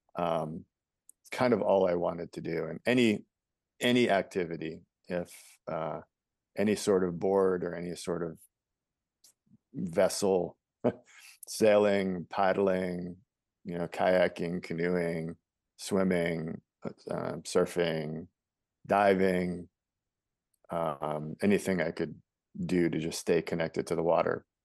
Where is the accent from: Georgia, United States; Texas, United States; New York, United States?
New York, United States; New York City; I was born in New York City